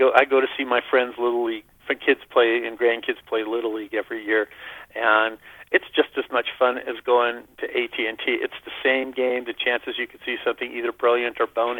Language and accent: English; Berkeley, California, United States; I'm a hippie from Berkeley